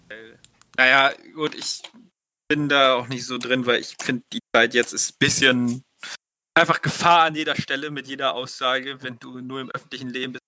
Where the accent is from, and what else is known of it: Germany